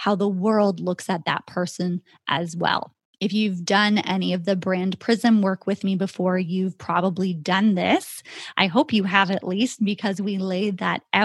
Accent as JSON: {"language": "English", "country": "Canada", "said": "my home country of Canada"}